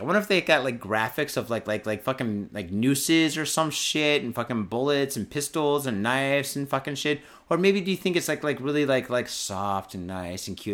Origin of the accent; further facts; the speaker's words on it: Detroit, Michigan, United States; now in Japan; my hometown is a piece of shit